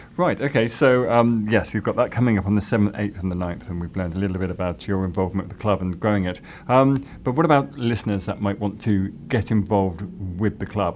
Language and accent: English; south coast of the UK, England, United Kingdom; I'm from the south coast